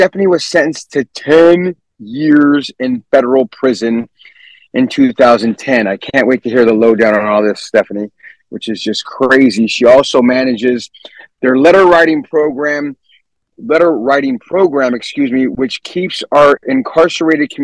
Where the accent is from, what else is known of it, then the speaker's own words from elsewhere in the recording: San Jose, California, United States; also born or lived in San Francisco; I'm from San Jose, by the way, born and raised in San Jose